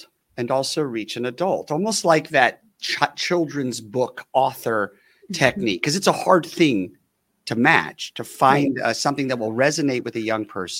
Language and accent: English; Los Angeles, California, United States; I grew up